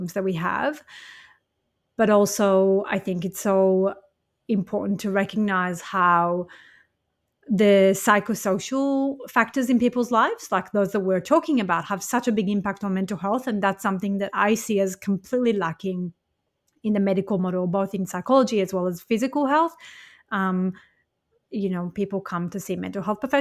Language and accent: English; Israel; moved away; I was born and raised in Israel as a Jewish person